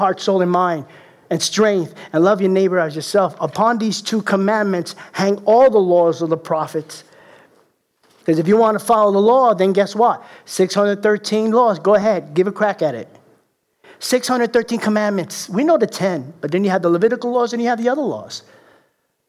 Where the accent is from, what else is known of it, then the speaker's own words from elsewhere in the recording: Puerto Rico; I'm the Puerto Rican leprechaun.